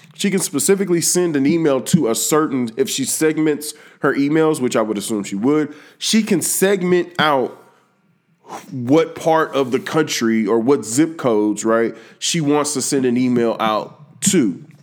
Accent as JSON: {"language": "English", "region": "Texas", "country": "United States", "said": "I'm from Texas"}